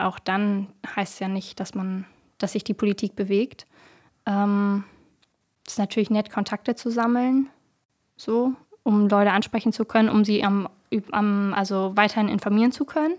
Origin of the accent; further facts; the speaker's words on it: Bremen, Germany; Ich komme aus Bremen.